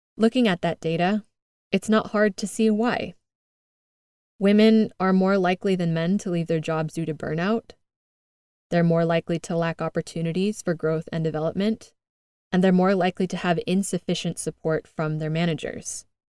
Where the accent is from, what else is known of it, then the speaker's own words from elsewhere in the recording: United States; moved away as an adult; now in Madrid, Spain; I'm originally from the United States, as you can tell by my accent